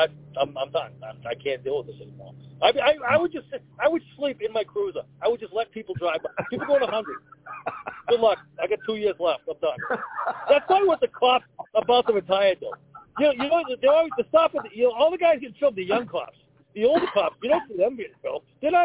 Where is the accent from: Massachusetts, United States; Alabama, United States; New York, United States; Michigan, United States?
Massachusetts, United States; North Andover; I grew up in North Andover.